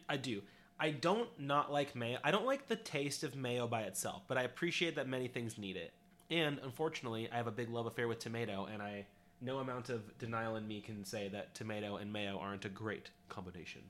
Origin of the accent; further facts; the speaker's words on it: California, United States; we're from California